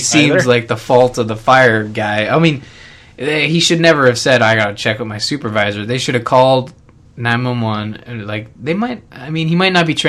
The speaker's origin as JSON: {"language": "English", "country": "Canada", "said": "as a Canadian"}